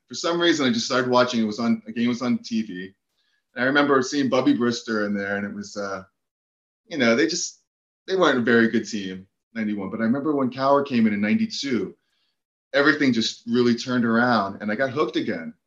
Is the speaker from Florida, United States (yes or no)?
yes; Fort Lauderdale, Florida, United States; now in Brooklyn, United States; I moved to South Florida when I was 6 years old